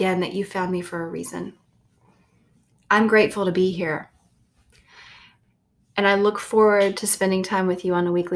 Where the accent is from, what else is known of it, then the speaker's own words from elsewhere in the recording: the South, United States; I grew up in the South with a loving family